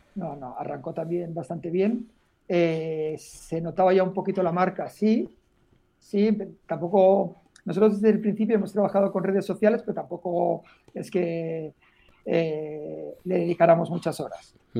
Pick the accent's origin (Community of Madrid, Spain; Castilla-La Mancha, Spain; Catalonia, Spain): Catalonia, Spain; Molins de Rei; also born or lived in Poblenou, Barcelona; nací aquí en Barcelona, ahora en un pueblo muy cerca que se llama Molins de Rey